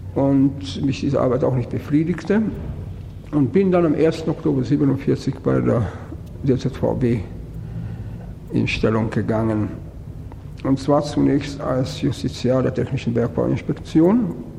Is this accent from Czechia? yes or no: yes; Brno, South Moravian Region, Czechia; moved away as an adult; now in Germany; in meine Heimat gefahren. Bin am vierundzwanzigsten Juni in Brünn gewesen und stand vor meinem Wohnhaus